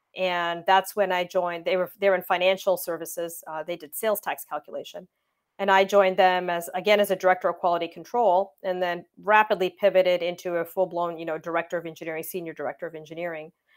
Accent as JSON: {"language": "English", "town": "Windsor", "region": "Ontario", "country": "Canada", "tie": "born or raised there", "said": "I grew up in Windsor, Ontario, Canada"}